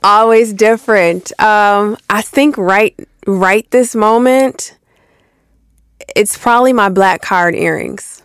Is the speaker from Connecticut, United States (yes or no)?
no; Buffalo, New York, United States; moved away as an adult; now in Atlanta, United States; I'm from Buffalo